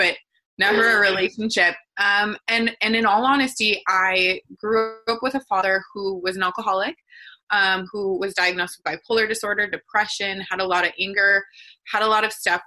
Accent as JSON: {"language": "English", "region": "Wisconsin", "country": "United States", "tie": "born or raised there", "moved": "yes", "lives_now": "San Diego, United States", "said": "I grew up in Wisconsin"}